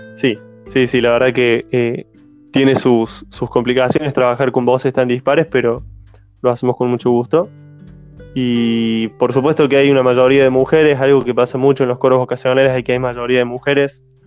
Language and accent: Spanish; Montecristo, Córdoba, Argentina; de Córdoba Capital, que se llama Montecristo, y es el lugar donde yo nací y viví siempre